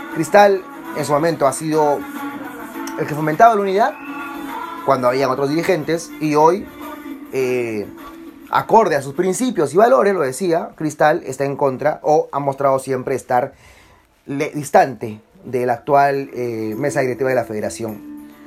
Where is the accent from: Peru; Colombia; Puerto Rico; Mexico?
Peru; como peruano